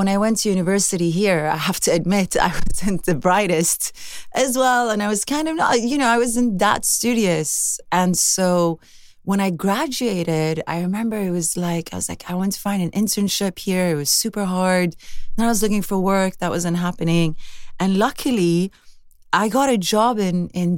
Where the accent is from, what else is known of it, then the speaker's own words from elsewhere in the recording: Sweden; growing up in Sweden is very idyllic